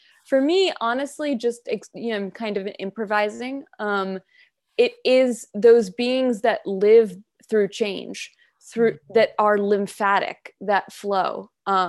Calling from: New York, United States; I'm on Munsee Lenape land, in the Hudson Valley in New York State. And I'm right at the confluence of the Hudson River and the Rondout Creek.

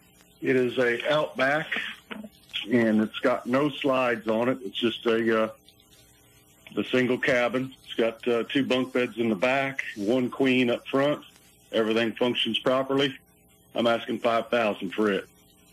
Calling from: Fanning Springs, Florida, United States; From Fanning Springs.

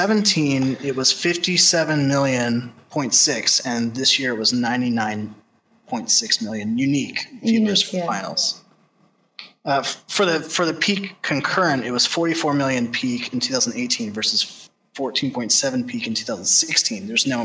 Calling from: Santa Clarita, California, United States; I'm from Santa Clarita, California.

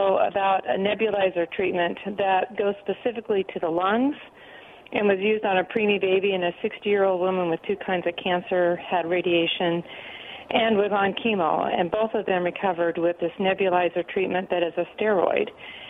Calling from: Pasco, Washington, United States; Hey, this is … from Pasco.

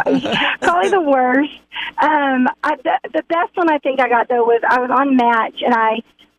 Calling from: Rogers, Arkansas, United States; Good morning. It's Dana calling from Rogers this morning.

